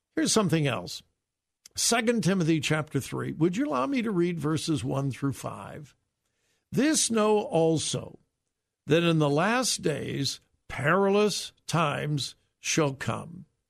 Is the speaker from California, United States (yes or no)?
yes; Southern California, United States; I grew up in Southern California in a solid Bible-believing church.